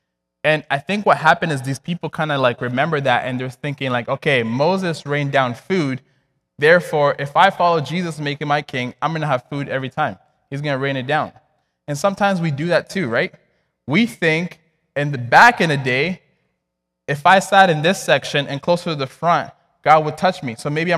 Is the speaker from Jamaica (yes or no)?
no; DR Congo; I was born and raised in Congo. And back then, like, we had family prayer every single night.